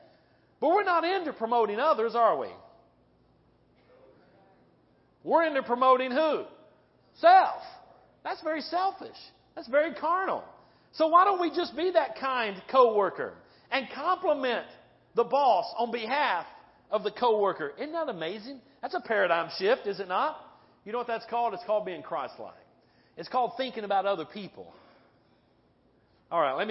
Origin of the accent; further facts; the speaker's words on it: North Carolina, United States; now in Midwest, United States; I'm from North Carolina. Okay? I'm from the South.